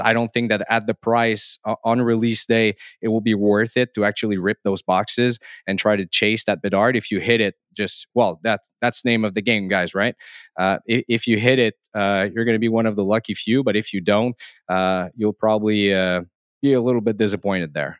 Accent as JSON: {"language": "English", "country": "Canada", "accent": "French Canadian", "second_language": "English", "said": "I am French Canadian, so I must, uh, um, therefore say sorry for my accent here"}